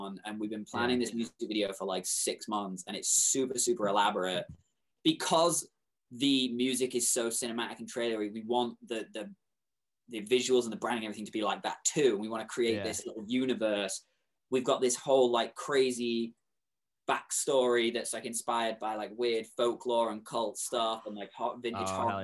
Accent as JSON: {"language": "English", "region": "England", "country": "United Kingdom", "moved": "yes", "said": "I'm English"}